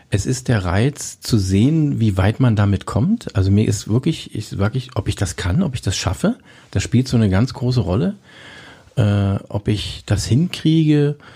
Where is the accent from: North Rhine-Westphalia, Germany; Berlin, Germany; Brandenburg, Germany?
Brandenburg, Germany; Cottbus; Da gab es bei mir, ich bin in Cottbus geboren, in der Silower Straße.